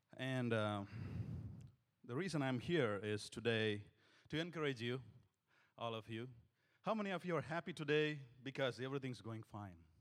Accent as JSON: {"language": "English", "country": "India", "also_born_or_lived": "Singapore", "moved": "as an adult", "said": "we come from India"}